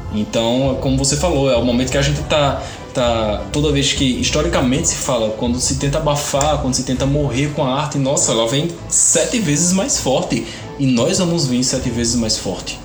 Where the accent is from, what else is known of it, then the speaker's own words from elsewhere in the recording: interior of the Northeast, Northeast Region, Brazil; eu nasci pobre, gay, nordestino, no Brasil.